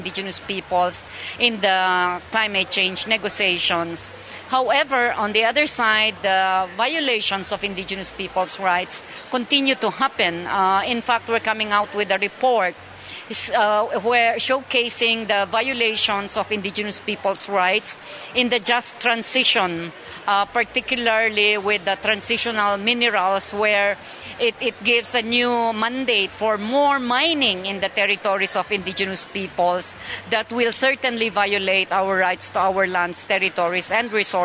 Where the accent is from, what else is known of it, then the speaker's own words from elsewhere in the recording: Philippines; I am a Kankanae from the Philippines